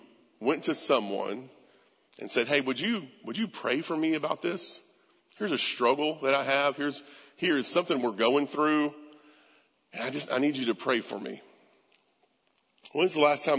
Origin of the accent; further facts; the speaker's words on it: United States; we'd say we're Americans. American pride, right? Like, man, I'm an American